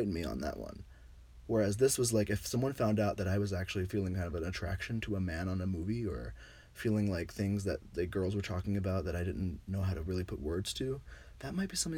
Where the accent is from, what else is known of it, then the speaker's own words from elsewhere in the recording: Virginia, United States; moved away; I was from Virginia